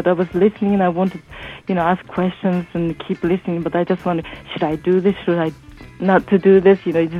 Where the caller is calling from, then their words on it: Netherlands; English is a second language; also born or lived in Shelton, Washington; I'm calling from Holland